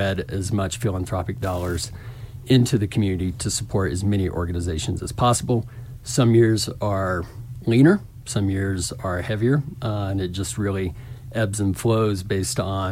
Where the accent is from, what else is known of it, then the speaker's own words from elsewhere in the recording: Little Rock, Arkansas, United States; accent: southern, hint of Texas drawl; now in Telluride, United States; I grew up in Little Rock